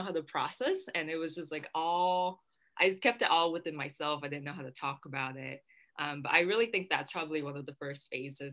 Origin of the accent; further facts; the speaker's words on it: San Diego, California, United States; also born or lived in Vietnam; my family and I immigrated to San Diego from Vietnam when I was 7, and that's how like I started growing up in San Diego.